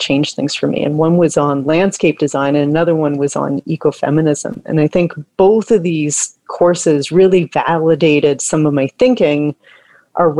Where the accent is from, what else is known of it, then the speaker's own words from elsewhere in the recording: Toronto, Ontario, Canada; I grew up here in Toronto in the Toronto Ravine System, kind of in the ravine system as a kid.